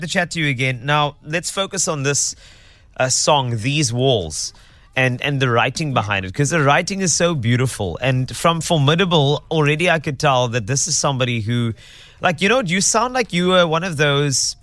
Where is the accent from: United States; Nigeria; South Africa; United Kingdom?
South Africa; as a South African